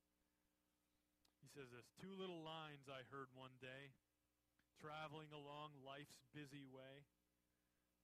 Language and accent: English; United States; as American Christians